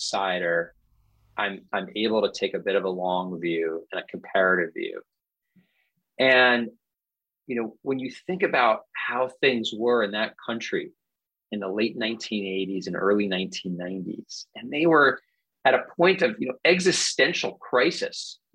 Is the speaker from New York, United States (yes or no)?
yes; New York City, New York, United States; I was a teenager growing up in New York City in the 1980s